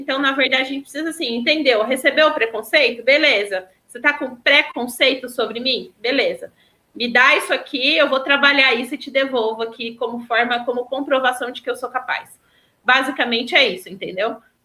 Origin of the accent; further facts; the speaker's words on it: Pouso Alegre, Minas Gerais, Brazil; eu sou de Pouso Alegre